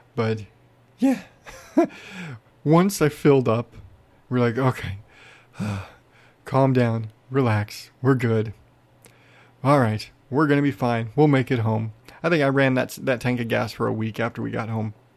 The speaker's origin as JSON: {"language": "English", "region": "Arizona", "country": "United States", "said": "I'm from Arizona."}